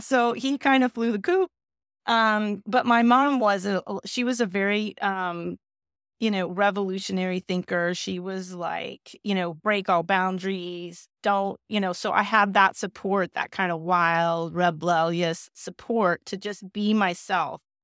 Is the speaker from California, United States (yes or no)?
yes; South Bay, Southern California, United States; also born or lived in Glendale, California; I moved to the South Bay, which is, you know, near, uh, L A X and Manhattan Beach and Palos Verdes, um, so that's really where I basically grew up